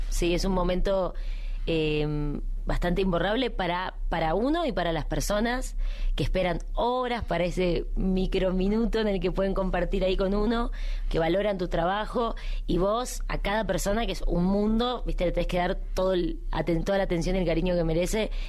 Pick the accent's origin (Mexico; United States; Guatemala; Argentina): Argentina; en mi país en Argentina